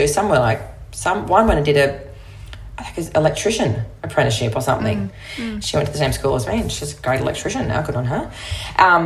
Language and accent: English; Broome, Western Australia, Australia; I grew up in Broome. I moved there when I was 9. I'd lived in another town in the south of WA before that.